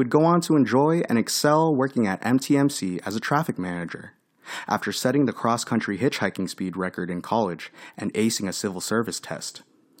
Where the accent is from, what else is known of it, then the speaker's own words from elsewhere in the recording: Fairfax, Virginia, United States; born there; I was born in Fairfax, Virginia, a wooded and peaceful, diverse, and safe suburb.